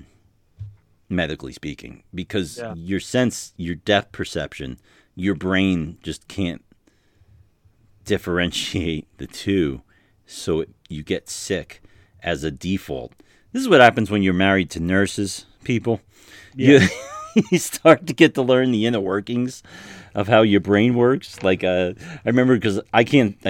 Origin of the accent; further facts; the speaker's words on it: New York City, New York, United States; moved away; I'm from New York